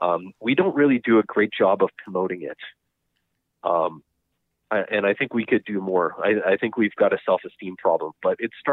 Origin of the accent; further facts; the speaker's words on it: Winnipeg, Manitoba, Canada; also born or lived in Bagotville, Quebec / Rivers, Manitoba / Verdon, Manitoba; And I grew up in Verdon, spent summers there with my grandparents often, and we moved to Winnipeg when I was in grade 2. Okay. And lived here ever since.